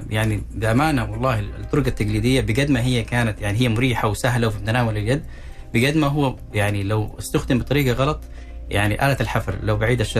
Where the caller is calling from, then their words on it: Najran Province, Saudi Arabia; الله يبقيك من نجران